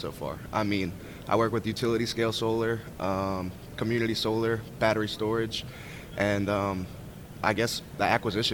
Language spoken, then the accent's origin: English; New Orleans, Louisiana, United States; I'm originally from New Orleans, Louisiana